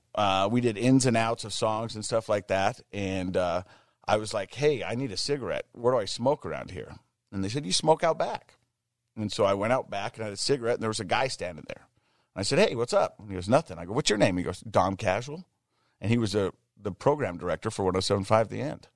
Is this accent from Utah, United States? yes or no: yes; Ogden, Utah, United States; I'm from Ogden, Utah